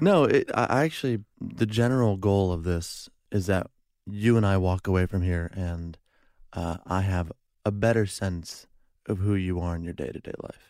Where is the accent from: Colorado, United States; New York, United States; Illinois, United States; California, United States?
Illinois, United States; Chicago; now in Los Angeles, United States; I'm from Chicago